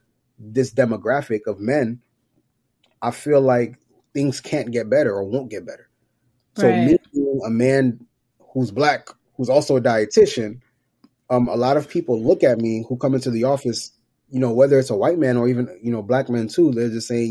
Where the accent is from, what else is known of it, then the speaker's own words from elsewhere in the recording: New York, United States; moved away; also born or lived in Georgia; So growing up, I'm from New York, parents from Haiti, grew up in New York, moved to Georgia in 2000.